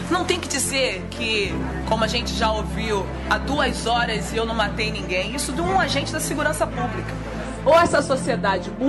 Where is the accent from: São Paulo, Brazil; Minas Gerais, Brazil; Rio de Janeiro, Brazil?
Rio de Janeiro, Brazil; Sou da Maré, acho que mulheres negras são subrepresentadas na política.